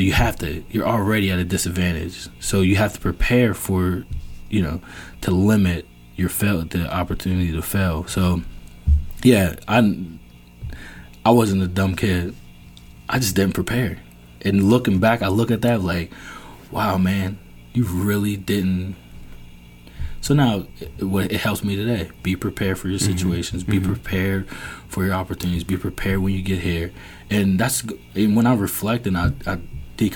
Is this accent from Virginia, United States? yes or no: yes; Virginia, United States; moved away; I'm from Virginia.